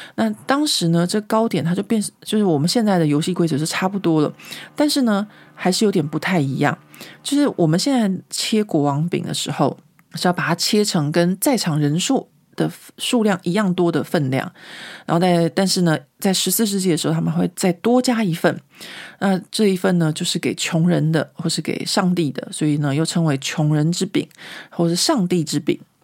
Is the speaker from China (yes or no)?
no; Taiwan; moved away as an adult; now in Paris, France; 我自己在台湾的时候，小时候嘛